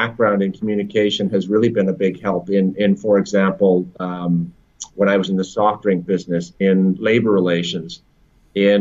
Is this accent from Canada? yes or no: yes; Canada; moved away as an adult; also born or lived in Toronto / Europe; now in London, United Kingdom; I'm a Canadian living in London. I've been in the UK for almost 10 years, in Europe for the better part of 15